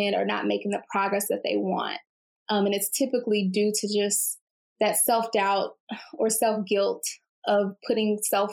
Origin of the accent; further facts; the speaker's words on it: Houston, Texas, United States; I'm from Houston and based in Houston